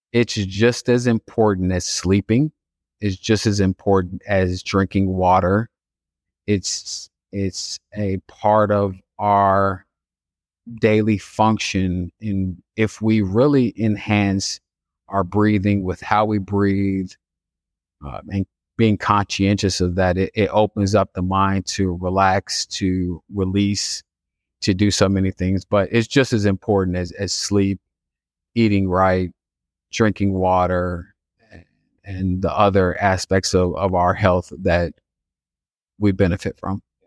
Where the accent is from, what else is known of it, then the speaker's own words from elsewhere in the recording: Chicago, Illinois, United States; I grew up on the south side of Chicago in a neighborhood called Inglewood